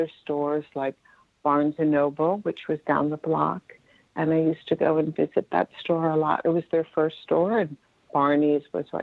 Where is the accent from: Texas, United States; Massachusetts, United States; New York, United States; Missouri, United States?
New York, United States; Westchester County; born or raised there